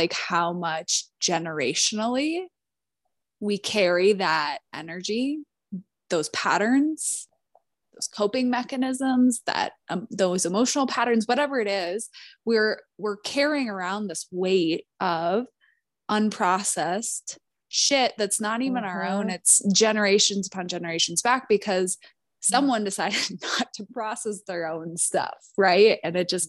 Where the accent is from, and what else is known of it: Minnesota, United States; born or raised there; moved away